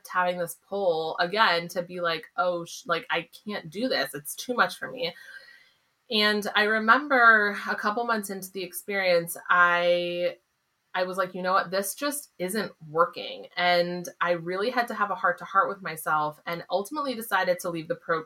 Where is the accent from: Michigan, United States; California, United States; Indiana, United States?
California, United States; San Diego; moved away as an adult; now in Boston area, United States; I grew up in California